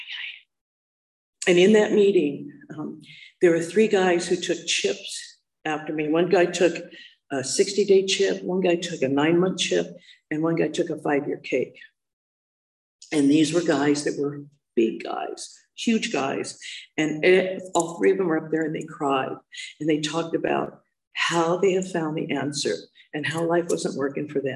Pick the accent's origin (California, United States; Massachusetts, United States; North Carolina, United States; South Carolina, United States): California, United States; Hermosa Beach; I grew up in the South Bay, so I grew up in Hermosa Beach